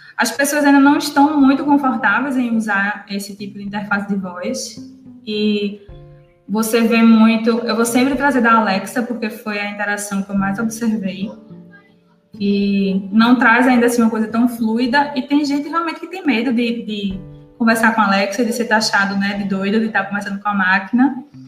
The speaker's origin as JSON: {"language": "Portuguese", "region": "Northeast Brazil", "country": "Brazil", "said": "como nordestina"}